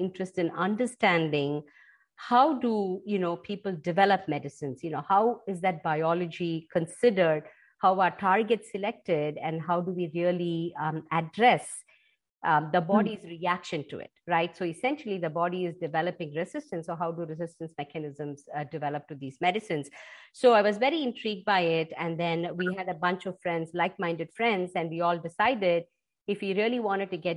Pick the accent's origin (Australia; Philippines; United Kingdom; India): India; Chennai, Tamil Nadu; moved away as an adult; I come from a coastal city in India called Chennai. So grew up, right on the Bay of Bengal. I did all the way up to my master's in India